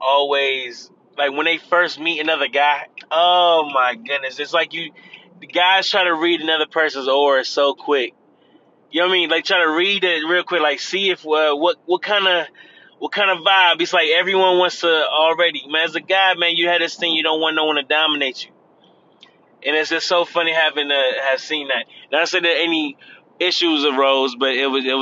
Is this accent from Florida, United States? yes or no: yes; Florida, United States; I'm from Florida